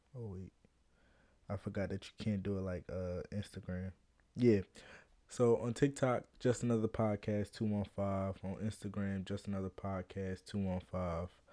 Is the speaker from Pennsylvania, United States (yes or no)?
yes; Philadelphia, Pennsylvania, United States; I'm from Philly